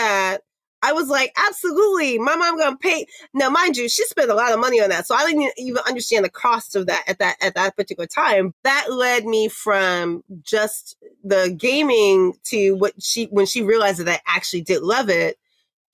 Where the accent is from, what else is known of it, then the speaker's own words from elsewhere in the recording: New York City, New York, United States; I'm Black from Harlem and a girl.